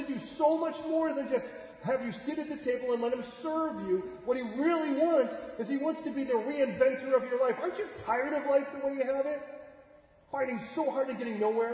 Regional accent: California, United States; also born or lived in Chicago, Illinois; spent most of my years in California

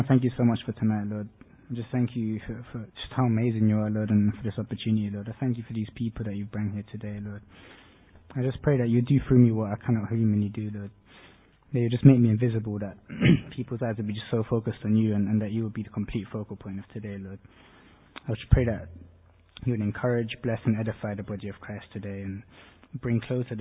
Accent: Portugal; I'm from Portugal. I grew up as a Catholic

